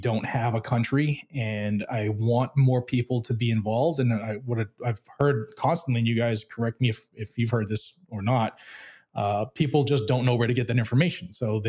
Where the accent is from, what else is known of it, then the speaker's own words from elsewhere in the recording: Massachusetts, United States; now in Tennessee, United States; of Guns and Gadgets on YouTube. I'm originally from Massachusetts. I fled communism and moved down to Tennessee.